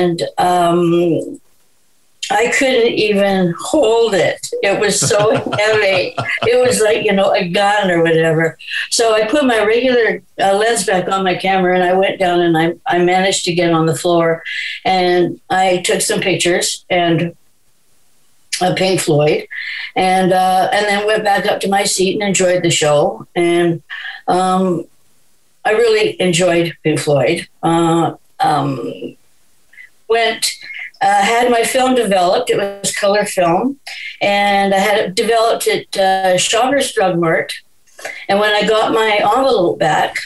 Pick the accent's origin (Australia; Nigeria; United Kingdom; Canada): Canada; Vancouver, British Columbia; I was born in Vancouver. One of the few, I think.